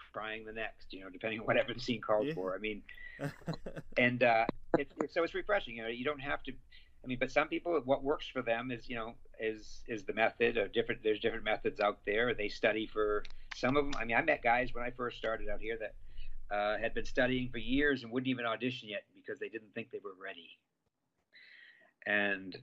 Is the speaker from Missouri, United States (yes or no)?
no; Maine, United States; moved away as an adult; now in Los Angeles, United States; Growing up in Maine